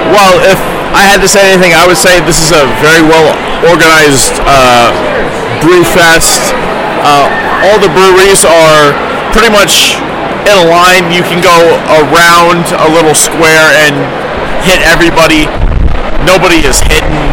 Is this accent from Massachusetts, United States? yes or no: no; New Jersey, United States; I'm from New Jersey, so I'm a little bit of a New Jersey drinker.